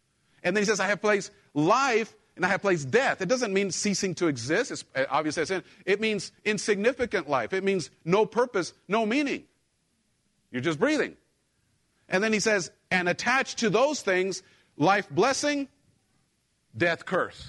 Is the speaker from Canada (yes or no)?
no; Mexico; moved away; I grew up in Mexico